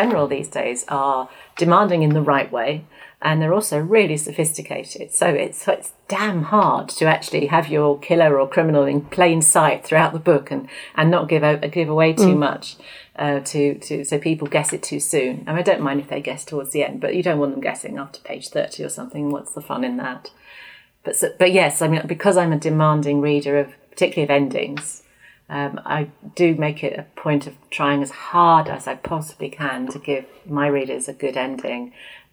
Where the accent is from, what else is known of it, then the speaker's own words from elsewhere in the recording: Oxford, South East England, United Kingdom; my hometown